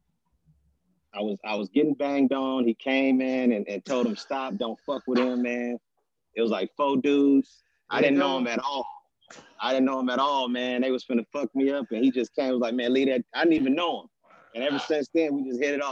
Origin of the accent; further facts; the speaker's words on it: Inglewood, California, United States; also born or lived in Oakland / Gardena; Inglewood is where I'm from